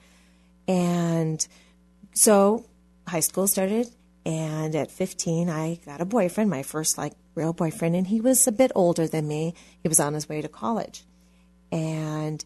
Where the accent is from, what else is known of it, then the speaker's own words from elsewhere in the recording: Hawaii, United States; I, like you said, grew up in Hawaii